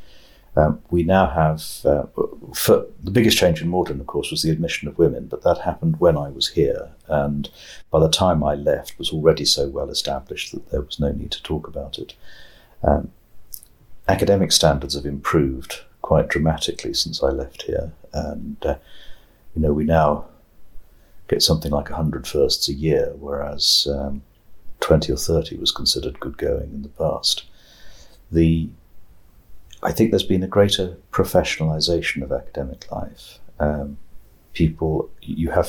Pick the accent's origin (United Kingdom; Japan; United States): United Kingdom; England; this Englishman